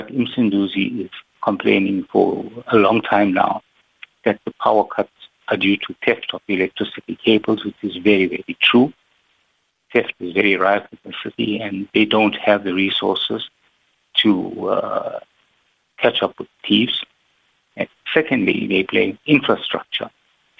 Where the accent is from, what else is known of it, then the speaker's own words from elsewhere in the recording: Pietermaritzburg, KwaZulu-Natal, South Africa; I am from Peter Maritzburg.